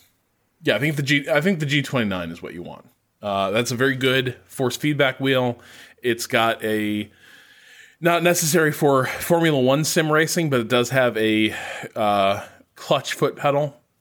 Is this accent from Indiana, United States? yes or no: no; Dallas, Texas, United States; I'm from Dallas, Texas, and I find odd hours of race times fit my schedule.